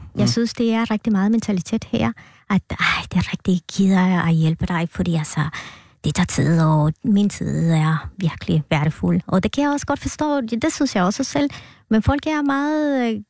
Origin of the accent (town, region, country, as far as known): Guatemala; born or raised there; Danish is a second language; moved away as an adult; now in Denmark